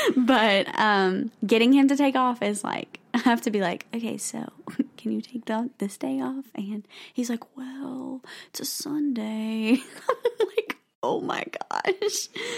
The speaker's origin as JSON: {"language": "English", "region": "the South", "country": "United States", "said": "We're from the South."}